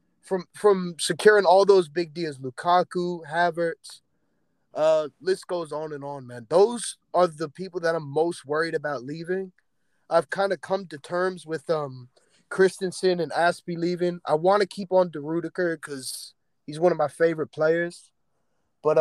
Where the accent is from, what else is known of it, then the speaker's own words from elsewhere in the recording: United States; as an American